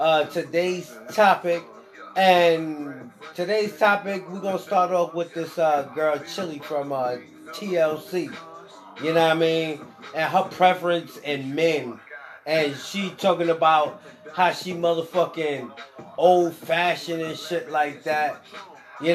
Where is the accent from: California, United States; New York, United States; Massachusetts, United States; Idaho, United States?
New York, United States; I've been raised in New York all my life